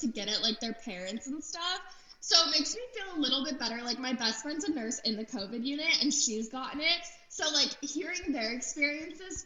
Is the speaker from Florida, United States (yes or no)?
yes; Florida, United States; also born or lived in Los Angeles; now in Nashville, United States; I grew up in Florida for the most part